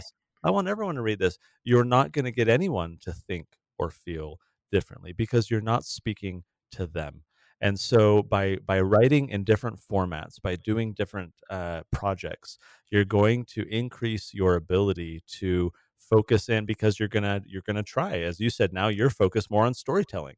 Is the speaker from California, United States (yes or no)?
yes; San Diego, California, United States; moved away; the city where we grew up in San Diego